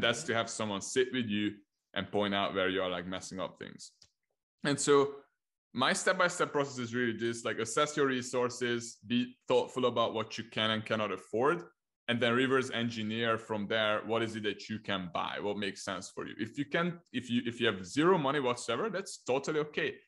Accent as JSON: {"language": "English", "country": "Hungary", "first_language": "Hungarian", "second_language": "English", "said": "I'm from Hungary, so I started in Hungarian, like helping Hungarian clients"}